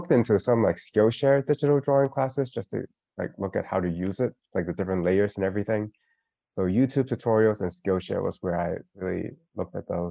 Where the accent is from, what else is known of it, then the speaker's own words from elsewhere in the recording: Hong Kong; I'm from Hong Kong